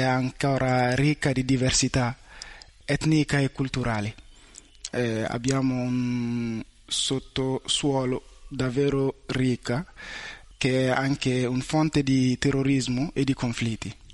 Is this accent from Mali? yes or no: yes; Mali; Italian is a second language; now in Italy; vengo dal Mali